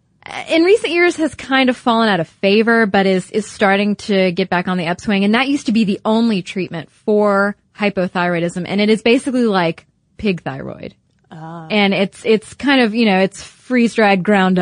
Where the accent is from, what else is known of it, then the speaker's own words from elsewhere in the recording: United States; us, being American women